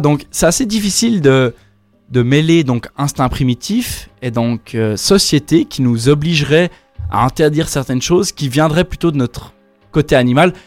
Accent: Yverdon-les-Bains, Vaud, Switzerland; also born or lived in Lausanne / Echallens; Je suis né à Lausanne. Après avoir, après avoir vécu 6 mois à Échalon, j'ai vécu toute ma vie à hiver dans les bains

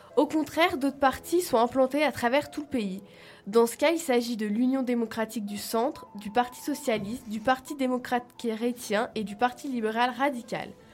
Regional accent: France; now in Switzerland; en tant que petite française

